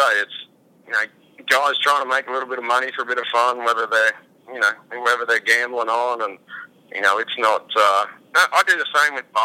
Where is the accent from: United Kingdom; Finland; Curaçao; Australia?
Australia; I'm Australian